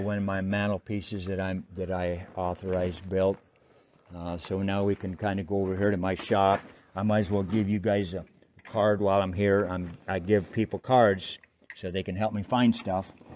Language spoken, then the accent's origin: English; Steamboat Springs, Colorado, United States; moved away; I was born in Steamboat Springs, and that's right at the base of the Continental Divide.